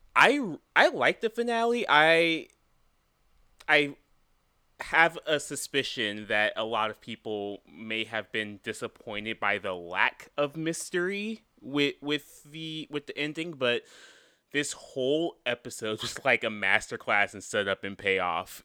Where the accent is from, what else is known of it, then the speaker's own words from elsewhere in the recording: North Carolina, United States; I am a person from North Carolina